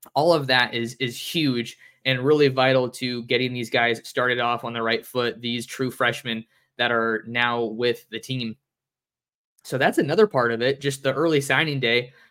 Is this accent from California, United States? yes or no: yes; San Jose, California, United States; the four oh eight, my hometown